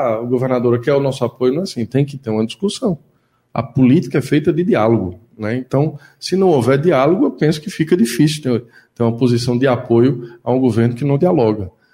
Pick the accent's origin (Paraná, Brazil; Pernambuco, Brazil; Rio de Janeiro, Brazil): Pernambuco, Brazil; Garanhuns; now in Caruaru, Brazil; eu sou natural de Garanhuns, mas hoje moro em Caruaru